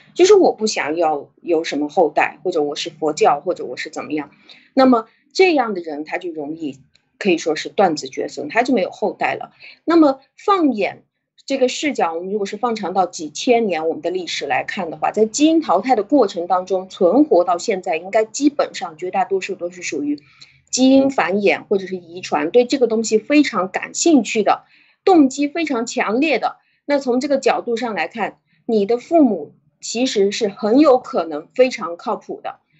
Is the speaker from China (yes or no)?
yes; China; moved away; 当你在中国，呃，在我们原来的，呃，国内